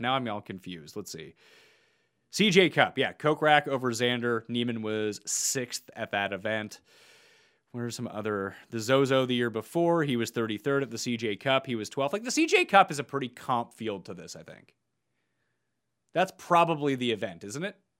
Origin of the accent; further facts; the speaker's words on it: Canada; We're both Canadian.